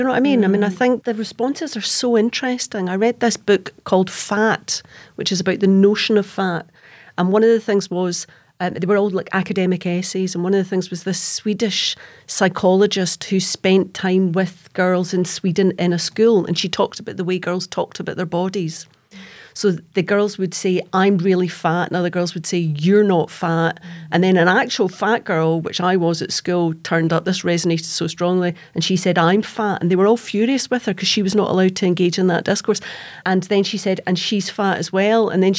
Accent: East Kilbride, Scotland, United Kingdom; also born or lived in South London; For me, I came to Glasgow from South London. I mean, I grew up in Ballanark. Do you know what I mean? I was from East Kilbride, but we moved away.

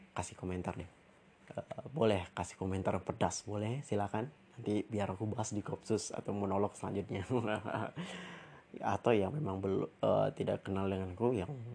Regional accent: Pekanbaru, Riau, Indonesia; also born or lived in Jakarta; daerah asalku ya, itu di Riau, di Kota Pekanbaru

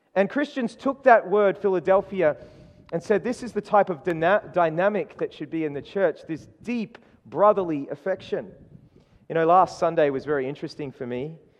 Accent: Queensland, Australia; moved away; I was born in Queensland

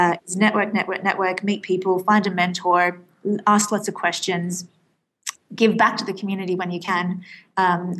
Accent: Australia; moved away as an adult; now in London, United Kingdom; I'm actually Australian

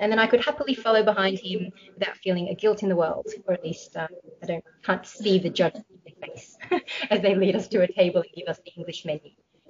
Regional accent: Australia; moved away; also born or lived in Hong Kong; I was born in Australia, but my heritage is Malaysian Chinese. And I have been basically embarrassed numerous times, especially when I lived in Hong Kong, that I don't know Chinese.

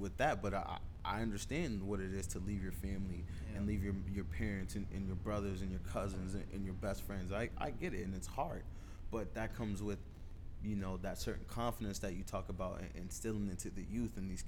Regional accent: United States; moved away as an adult; now in Nova Scotia, Canada; being an American, being someone from the outside, kind of on the inside, being here for 10 years

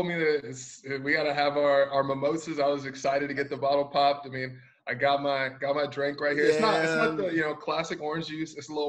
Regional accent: Texas, United States; moved away as an adult; also born or lived in Dallas; I've lived in Texas all my life. I was most recently living in Dallas for like the past 4 or 5 years.

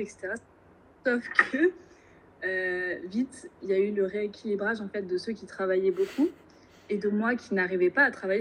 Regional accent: Normandy, France; also born or lived in Angers / Rouen; je viens de Normandie où je suis actuellement. Donc j'ai passé 18 années de, ma vie en Normandie

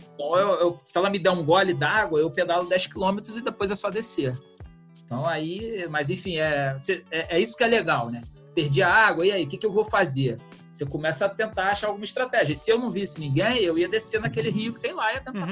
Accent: Rio de Janeiro, Brazil; eu sou do Rio de Janeiro

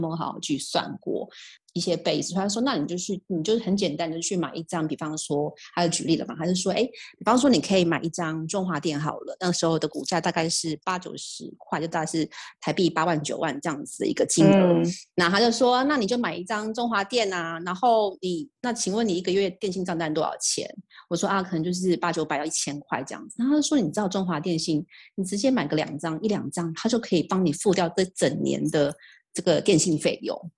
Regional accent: Taiwan; 在出生台湾家庭，

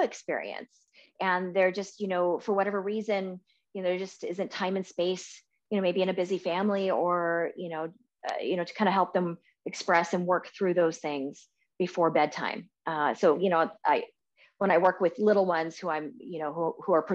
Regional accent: Portland, Oregon, United States; moved away as an adult; also born or lived in California; I grew up in Portland my whole life and, I didn't have an umbrella until I moved to California

